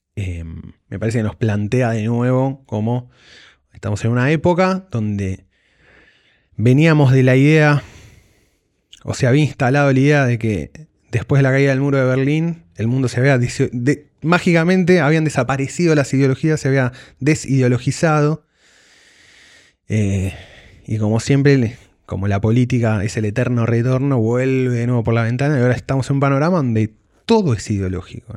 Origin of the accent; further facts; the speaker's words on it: Argentina; sabemos nosotros como argentinos